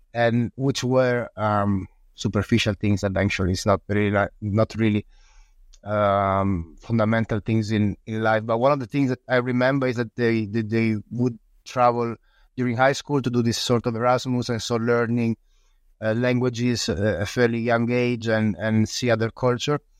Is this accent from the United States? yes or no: no; northern Italy, Italy; also born or lived in Sicily / Udine; now in Friuli, Italy; I was born in Sicily in a small in a small village and then I grew up in the north of Italy in a small village